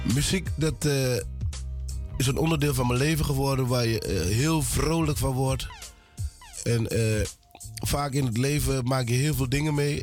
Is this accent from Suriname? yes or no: yes; Suriname; now in Netherlands; Ik ben geboren in Suriname. Ik ben eh, in Suriname opgegroeid